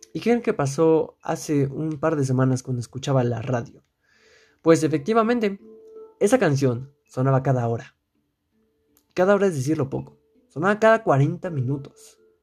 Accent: Mexico; yo eh, resido dentro del país de México y pues aquí en mi país

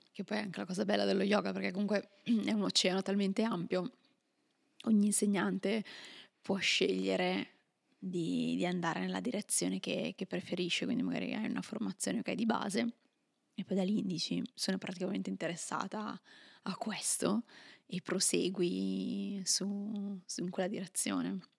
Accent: Milan, Lombardy, Italy; moved away as an adult; io, mm, pur essendo milanese, sì. ho, lasciato, ho, lasciato, l'Italia tanti tanti anni fa

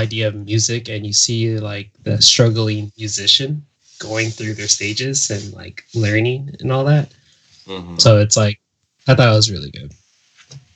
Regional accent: Carson, California, United States; I'm from Carson

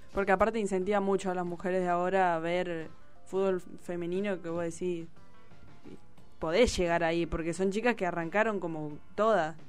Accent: Argentina; la mayoría de las chicas somos de acá de Villa

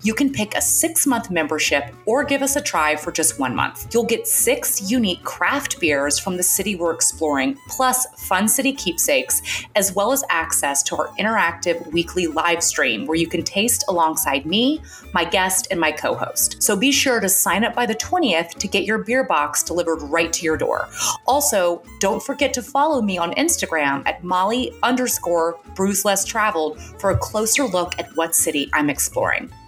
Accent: Atlanta, Georgia, United States; now in New York, United States; I'm originally from Atlanta, Georgia

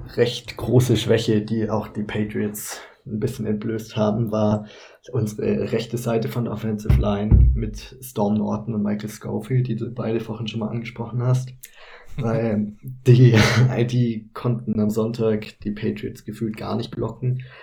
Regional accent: Kempten, Bavaria, Germany; moved away as an adult; now in Cologne, Germany; eigentlich komme ich aus Kempten in Bayern, aber ich mache derzeit mein Praktikum in Köln

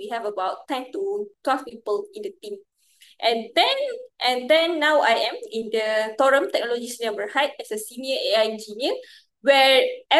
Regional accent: Muar, Johor, Malaysia; moved away as an adult; also born or lived in Japan; I get to come back to my hometown in Muar

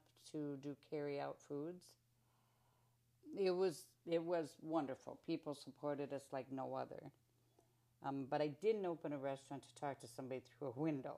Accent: Northeast Iowa, United States; I love Northeast Iowa, And that was my hometown, and I was staying right there where I was planted

